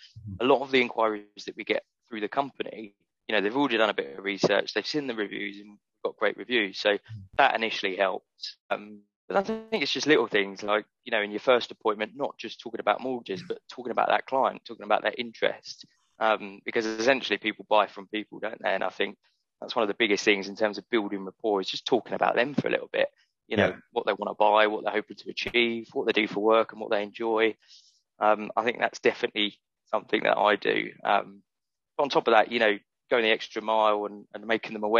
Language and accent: English; Brighton, South East England, United Kingdom; also born or lived in West Hampstead, London; growing up in Brighton, I've got such a great network in Brighton already